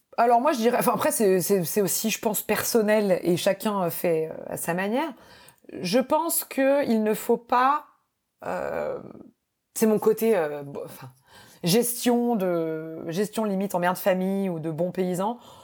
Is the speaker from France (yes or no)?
yes; France; moved away; also born or lived in United States; quand on est français